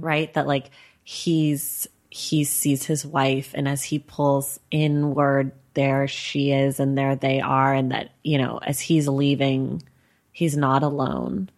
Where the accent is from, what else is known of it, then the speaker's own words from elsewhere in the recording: Oakland, California, United States; also born or lived in New York; now in Los Angeles, United States; I'm from Oakland and I'm here in L